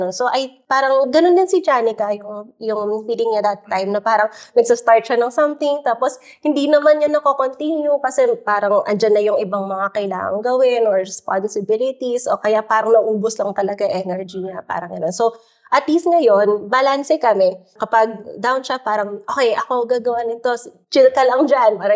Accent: Philippines; traditions in the Philippines. Kasi in one case naman, I was talking to this young entrepreneur in my hometown province, no?

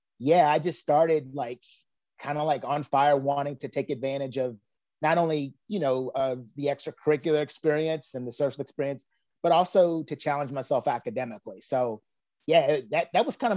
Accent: Danville, Virginia, United States; I grew up in Danville

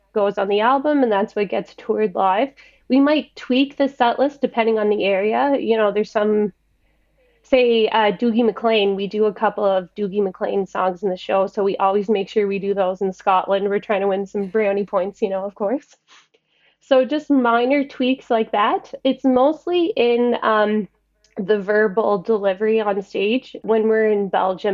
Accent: Margaree, Nova Scotia, Canada; also born or lived in Sydney, Nova Scotia; I bought a house in my hometown of Margaree, so I grew up here and then lived in Sydney for a while there.

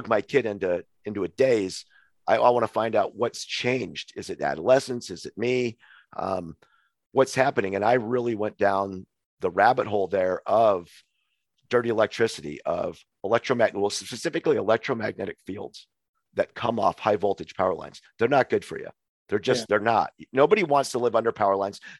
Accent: Montana, United States; moved away as an adult; also born or lived in Hawaii / Missoula, Montana; we moved home from Hawaii to Montana, where I'm actually natively from

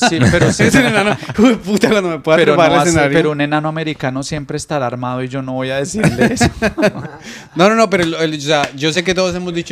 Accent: Venezuela; así como está Venezuela, todavía nos dicen muertos de hambre de manera peyorativa.

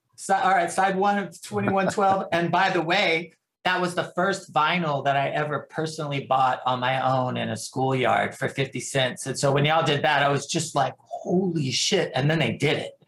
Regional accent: San Antonio, Texas, United States; also born or lived in Austin; I grew up in the San Antonio music scene

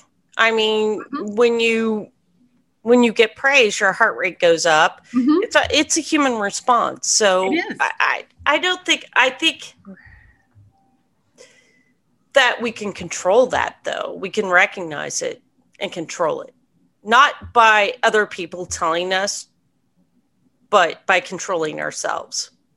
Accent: United States; we can appreciate that as Americans.

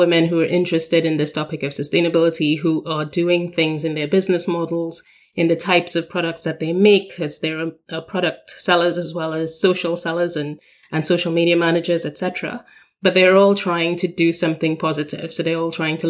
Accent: Trinidad & Tobago; moved away as an adult; now in London, United Kingdom; I come from Trinidad and Tobago. We are considered a small island developing state

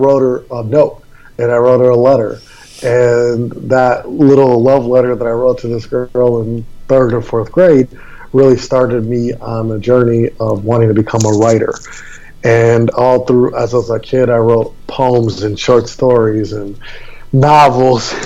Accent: Milwaukee, Wisconsin, United States; also born or lived in Maui, Hawaii; now in Fort Lauderdale, United States; I was born and raised in Milwaukee, Wisconsin

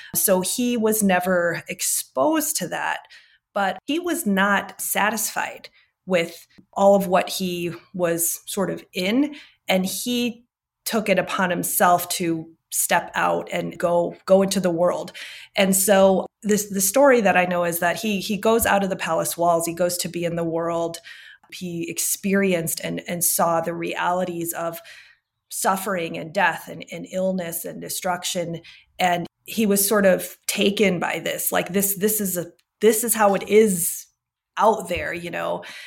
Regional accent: United States; moved away as an adult; also born or lived in Arizona / Singapore / Switzerland; now in Salt Lake City, United States; I grew up in the Midwest and Arizona

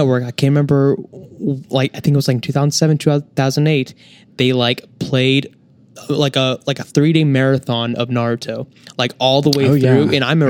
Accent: El Paso, Texas, United States; I'm from El Paso, Texas

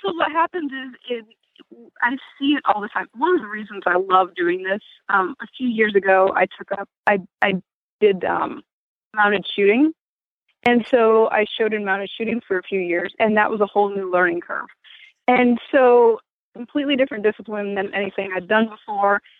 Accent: Maine, United States; moved away; I grew up in Maine.

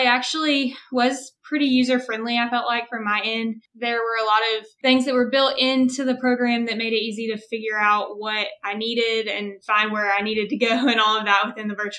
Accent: Huntsville, Alabama, United States; also born or lived in Birmingham, Alabama; I am from Huntsville, Alabama

